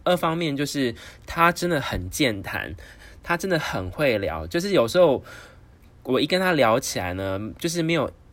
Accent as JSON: {"language": "Chinese", "country": "Taiwan", "said": "我告诉他我来自台湾"}